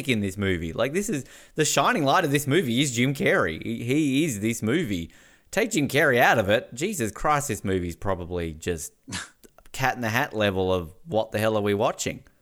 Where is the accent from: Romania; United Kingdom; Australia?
Australia